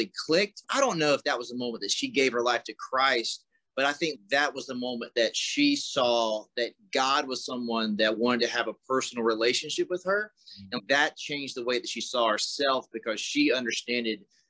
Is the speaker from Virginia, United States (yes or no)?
no; South Carolina, United States; moved away as an adult; now in Iowa, United States; So I grew up in South Carolina, but I haven't lived in South Carolina since I was 18